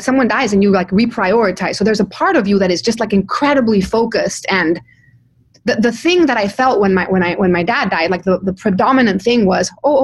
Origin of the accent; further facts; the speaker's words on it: Mexico; moved away; I come from Mexico.